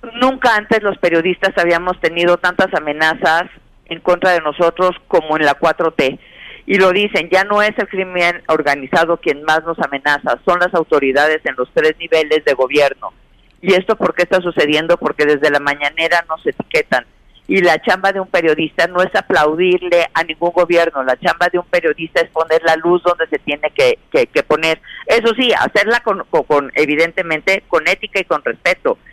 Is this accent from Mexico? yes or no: yes; Mexico; como mexicanos